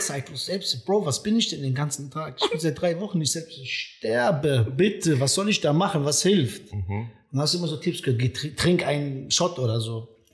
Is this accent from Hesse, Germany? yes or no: yes; Friedberg, Hesse, Germany; also born or lived in Serbia / Frankfurt; ich bin da in der Ecke Friedberg groß geworden